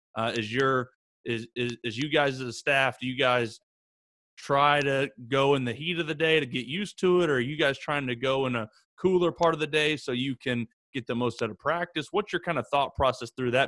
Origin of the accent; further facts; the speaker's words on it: Oklahoma, United States; growing up here in Oklahoma